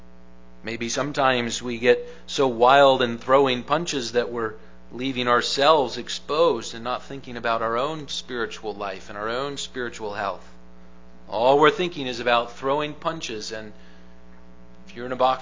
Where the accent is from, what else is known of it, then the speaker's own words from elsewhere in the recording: Grand Rapids, Michigan, United States; I grew up in the Grand Rapids, Michigan area